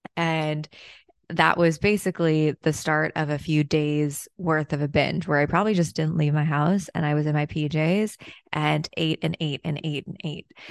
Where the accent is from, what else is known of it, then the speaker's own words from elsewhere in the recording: China; moved away; my hometown in China